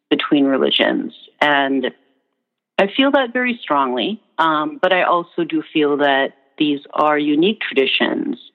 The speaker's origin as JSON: {"language": "English", "region": "Minnesota", "country": "United States", "also_born_or_lived": "New Orleans / United Kingdom", "accent": "Minnesotan"}